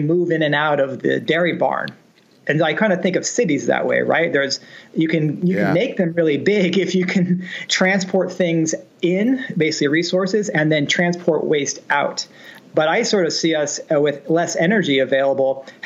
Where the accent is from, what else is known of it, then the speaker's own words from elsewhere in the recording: San Francisco Bay Area, California, United States; I grew up in the San Francisco Bay Area